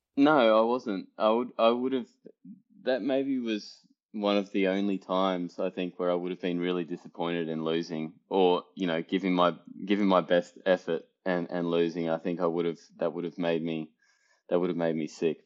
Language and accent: English; Australia; moved away; being Australian, team sport was a, you know, a really big part of my upbringing